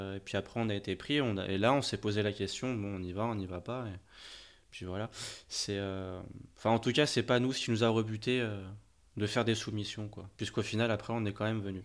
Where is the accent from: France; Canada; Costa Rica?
France; chez nous en France